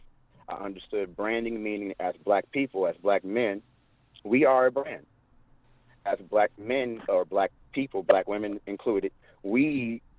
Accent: Detroit, Michigan, United States; I grew up in Detroit, Michigan, one of the most segregated cities in America

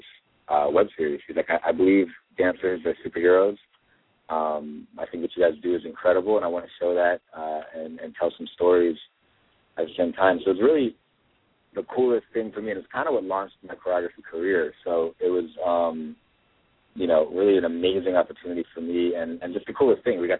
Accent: Maryland, United States; now in Los Angeles, United States; I'm from Maryland

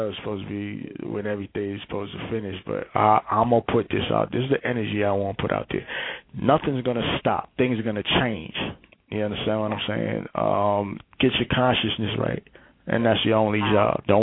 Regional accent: Brooklyn, New York, United States; and I'm from Brooklyn, so I'm starting

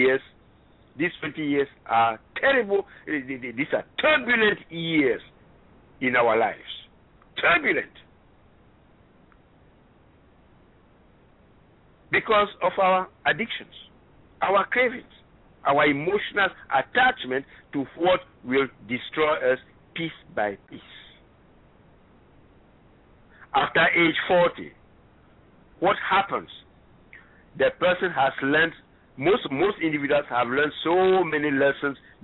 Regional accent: Ghana; moved away; I'm originally from Ghana, West Africa

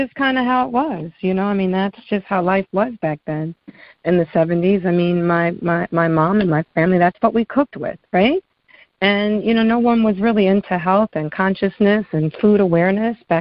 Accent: New York City, New York, United States; moved away; also born or lived in Maryland; I grew up in Bed-Stuy in the projects in Brooklyn

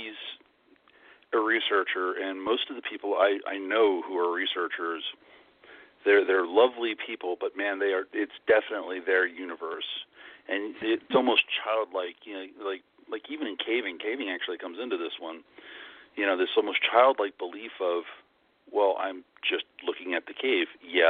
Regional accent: Northeast, United States; also born or lived in New York City / Philadelphia / Los Angeles; now in Florida, United States; since I'm from the Northeast, and I've lived all over the place

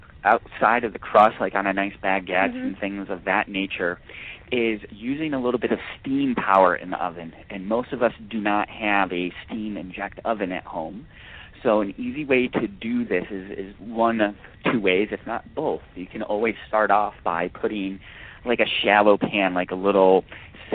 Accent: New York, United States; also born or lived in Georgia / Alabama; now in California, United States; growing up in New York, and I also lived in the South, in Georgia and Alabama for a bit growing up, and then moving out here to California

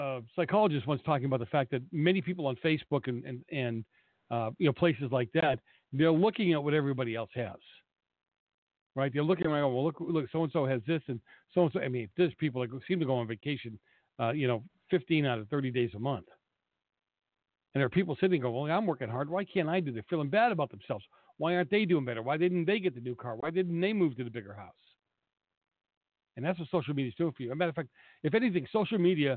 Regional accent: Boston, Massachusetts, United States; moved away as an adult; now in California, United States; I grew up in Boston.

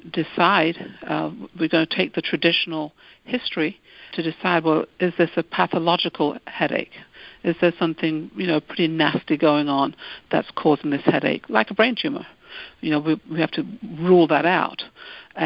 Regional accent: United Kingdom; moved away; I'm originally from the United Kingdom

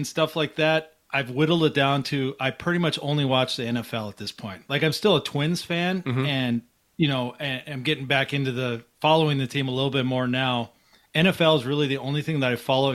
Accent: Minnesota, United States; moved away as an adult; also born or lived in Tucson, Arizona / Buffalo, New York; I grew up in Minnesota, but my wife and I moved to Tucson, Arizona

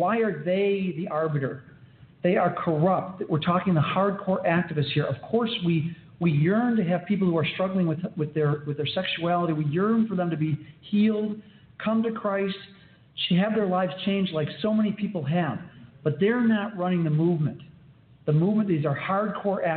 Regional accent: Illinois, United States; I'm from the People's Republic of Illinois

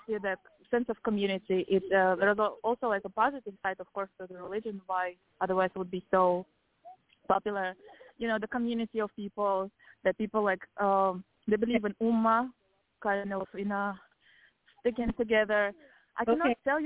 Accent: Kazakhstan; moved away; I was raised in Kazakhstan

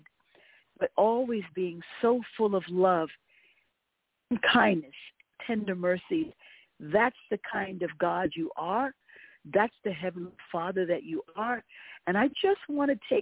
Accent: United States; as an American

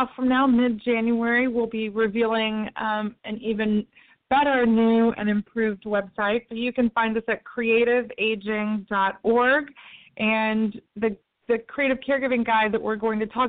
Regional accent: Tennessee, United States; moved away; in my home state of Tennessee

